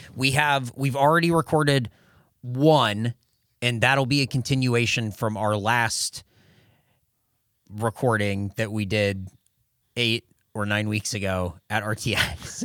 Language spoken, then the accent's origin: English; El Cajon, California, United States; from my hometown would be a place in El Cajon called Beef and Bun.